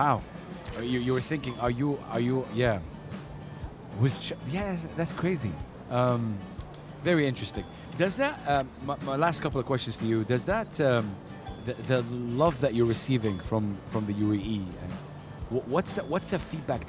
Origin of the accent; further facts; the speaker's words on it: Saudi Arabia; I'm from Saudi Arabia, and I don't look Saudi